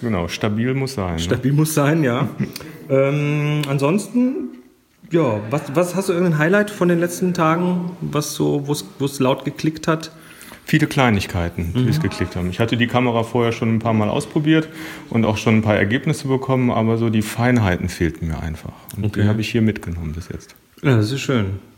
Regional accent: Rheine, North Rhine-Westphalia, Germany; ich komme aus der Rheine.

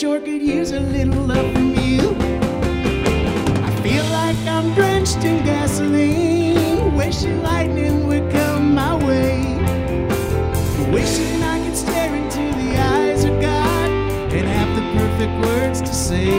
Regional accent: Charleston, West Virginia, United States; in my hometown. I grew up coming here and watching shows

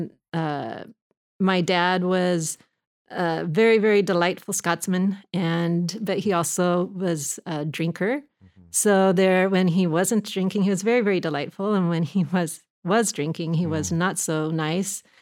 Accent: Manhattan Beach, California, United States; I grew I up in Manhattan Beach.

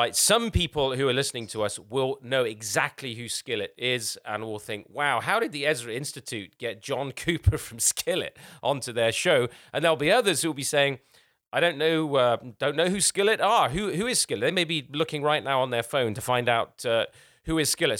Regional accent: England, United Kingdom; I'm English

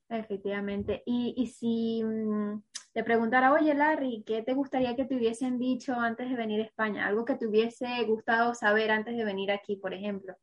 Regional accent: Venezuela; now in Spain; como venezolano, que, que es mi caso también

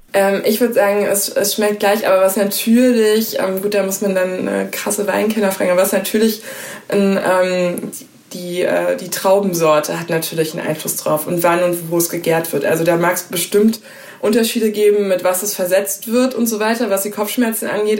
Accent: Hesse, Germany; Ich bin in Hessen aufgewachsen

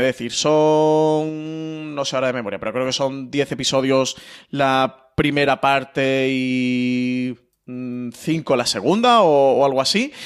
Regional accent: Málaga, Andalusia, Spain; yo que soy malagueño

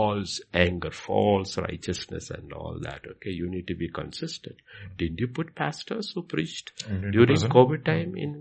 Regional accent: India; I am an Indian

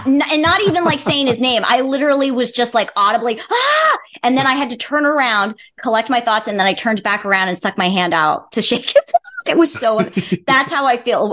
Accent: Wildomar, California, United States; I grew up in California um, and I grew up in a very, very, very small town who got city status when I was in college

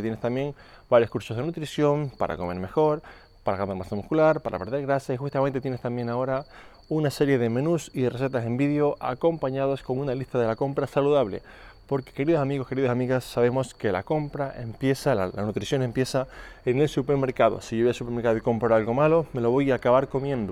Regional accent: Canary Islands, Spain; moved away; also born or lived in Mallorca; Yo antes vivía en Mallorca, aunque soy de Canarias

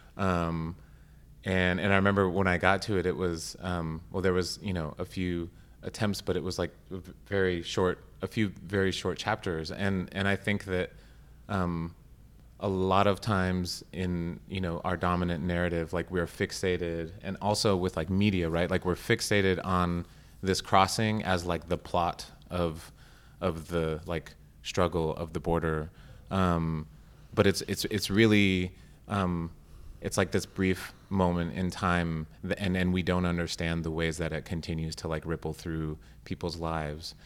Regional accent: Arizona, United States; I grew up in Arizona

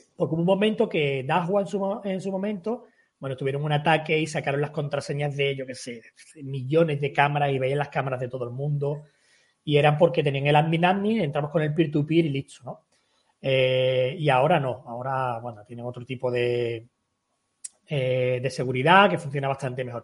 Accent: Algeciras, Andalusia, Spain; yo soy de Algeciras

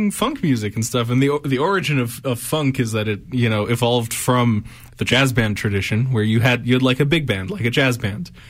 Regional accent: Egypt; since I'm from Egypt, uh, which is in famously in North Africa.

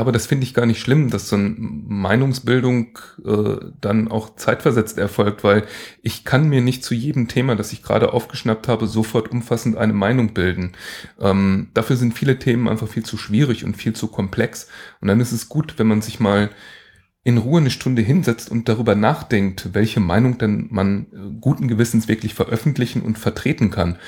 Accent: Allgäu, Germany; bei uns im Allgäu

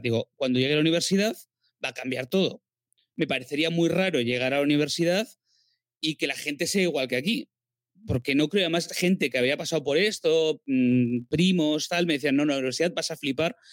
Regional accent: a village in the Basque Country, Spain; moved away as an adult; also born or lived in Barcelona / Madrid; un pueblo del País Vasco

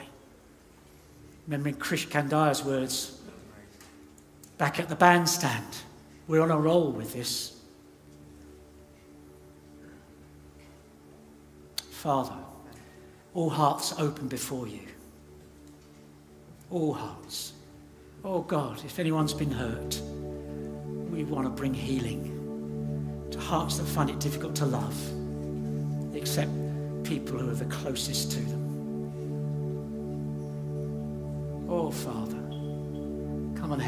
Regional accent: United Kingdom; I'm a Brit

